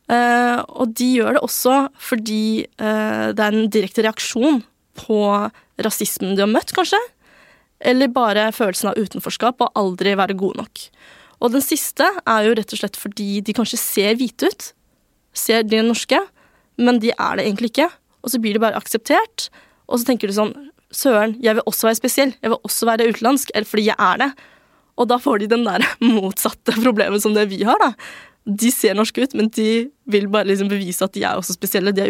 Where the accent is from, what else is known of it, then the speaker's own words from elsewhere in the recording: Norway; Det er ikke noe bedre å være norsk enn kinesisk. Det er bare noe vi er født med.